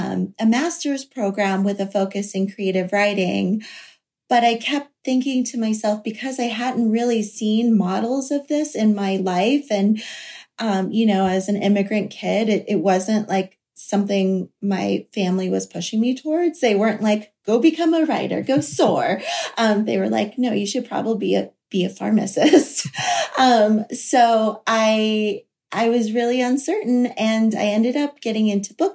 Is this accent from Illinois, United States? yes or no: no; Florida coast, United States; where I grew up on the Florida coast